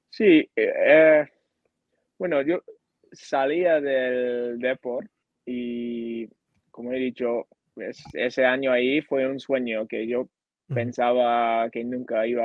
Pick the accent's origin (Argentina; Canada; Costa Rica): Canada; Spanish is a second language; Entonces yo fui con muchas ganas eh, de jugar profesional en mi país y, más que nada mostrar lo que aprendí jugando en España. Yo quería eh, enseñar a, a, mi familia, a mis amigos, a, mis compañeros, a, al fútbol canadiense lo que aprendí ahí.